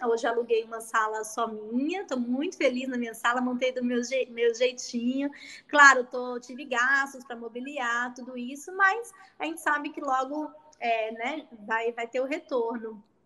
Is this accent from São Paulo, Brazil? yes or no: no; Bahia, Brazil; moved away as an adult; also born or lived in Catanduva; now in Ribeirão Preto, Brazil; eu sou natural da Bahia e vim estudar aqui